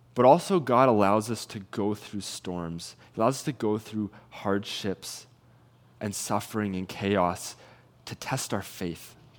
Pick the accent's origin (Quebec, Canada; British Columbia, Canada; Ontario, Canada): British Columbia, Canada; Salmon Arm; moved away as an adult; now in Kelowna, Canada; I'm originally from Salmon Arm